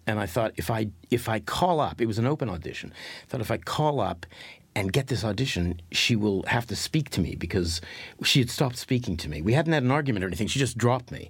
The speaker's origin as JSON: {"language": "English", "town": "Winnipeg", "region": "Manitoba", "country": "Canada", "also_born_or_lived": "London", "moved": "as an adult", "said": "I was from I was from Winnipeg, and I and I was living in London"}